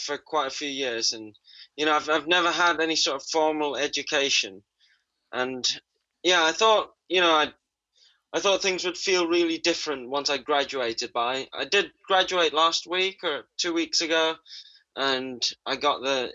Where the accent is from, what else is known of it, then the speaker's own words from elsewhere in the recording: Jakarta, Indonesia; I was born in Jakarta, Indonesia's capital city. And I grew up in North